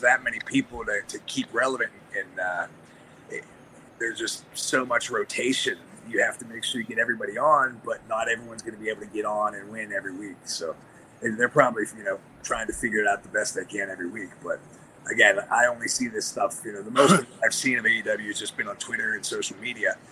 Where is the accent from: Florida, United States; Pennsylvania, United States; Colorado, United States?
Pennsylvania, United States; Pittsburgh; I'm from Pittsburgh, which is a historic babyface territory